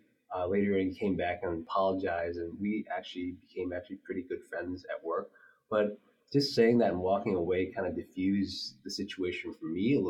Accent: Midwest, United States; growing up in the Midwest

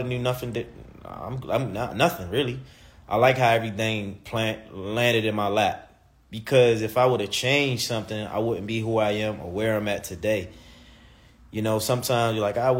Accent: Baltimore, Maryland, United States; moved away as an adult; now in Los Angeles, United States; I'm from Baltimore

